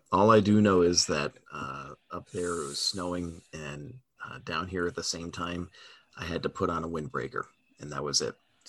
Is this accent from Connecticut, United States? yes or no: yes; Stafford Springs, Connecticut, United States; my hometown track, Stafford Motor Speedway